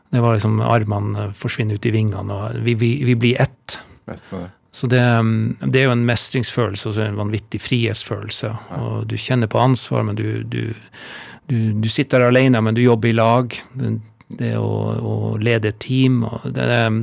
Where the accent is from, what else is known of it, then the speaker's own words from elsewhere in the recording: Alta, Finnmark, Norway; jeg er jo født og oppvokst i Alta